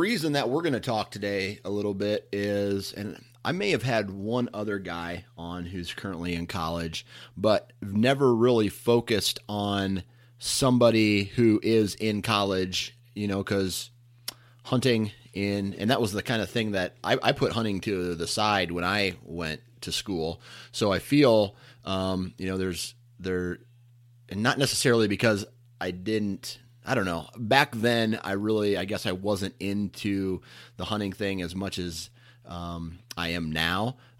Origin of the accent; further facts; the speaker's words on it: Mount Pleasant, Iowa, United States; Dana Holgerson attended the Iowa Wesleyan University in my hometown of Mount Pleasant, Iowa.